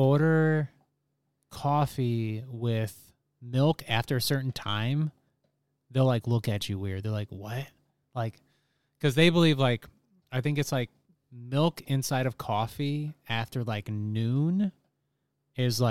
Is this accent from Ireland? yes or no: no; United States; as Americans